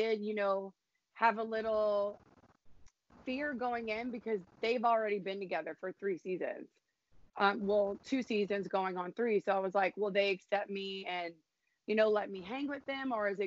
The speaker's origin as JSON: {"language": "English", "region": "South Louisiana", "country": "United States", "said": "I'm from South Louisiana"}